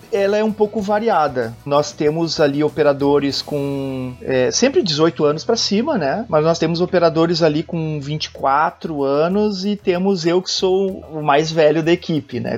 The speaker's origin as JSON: {"language": "Portuguese", "town": "Arroio dos Ratos", "region": "Rio Grande do Sul", "country": "Brazil", "tie": "born or raised there", "moved": "yes", "lives_now": "Porto Alegre, Brazil", "said": "moro em Porto Alegre, nasci em Arroio dos Ratos"}